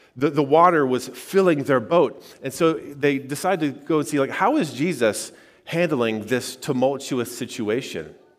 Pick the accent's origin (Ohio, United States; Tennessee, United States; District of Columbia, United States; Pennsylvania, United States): Ohio, United States; Xenia; I grew up in Greene County and, uh, you know, near Xenia